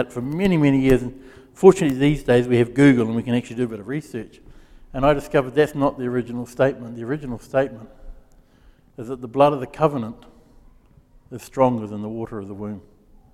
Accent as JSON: {"language": "English", "region": "Gisborne", "country": "New Zealand", "tie": "born or raised there", "also_born_or_lived": "Wellington", "moved": "as an adult", "said": "it was a small town that I grew up in, growing up in Gisborne"}